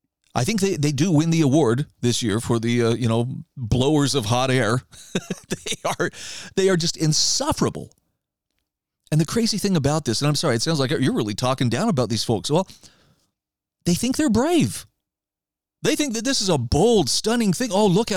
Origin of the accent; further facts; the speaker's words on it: Idaho, United States; Case in point, there is a group in my home state of Idaho right now called Idaho Leaders United.